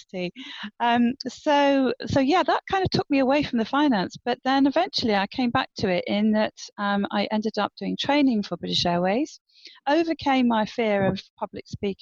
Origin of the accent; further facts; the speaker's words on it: Guernsey; moved away as an adult; also born or lived in United Kingdom / Caribbean; I'm from Guernsey, Channel Islands